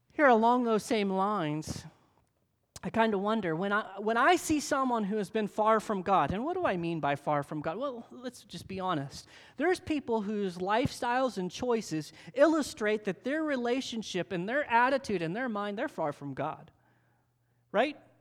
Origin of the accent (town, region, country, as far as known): United States